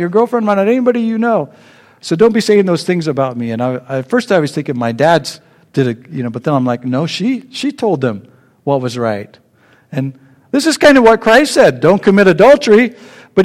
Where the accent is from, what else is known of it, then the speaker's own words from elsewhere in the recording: Sacramento, California, United States; I grew up in Sacramento